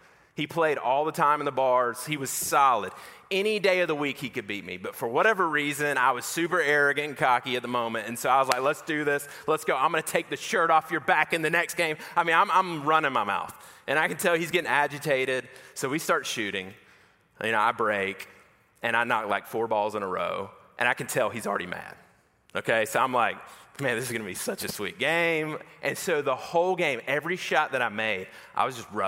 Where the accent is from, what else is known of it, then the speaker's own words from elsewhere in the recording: Macon, Georgia, United States; I grew up in Macon, Georgia